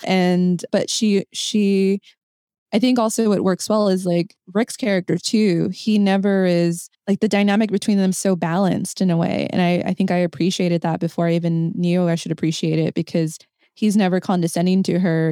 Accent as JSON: {"language": "English", "country": "United States", "said": "my Mexican-American experience"}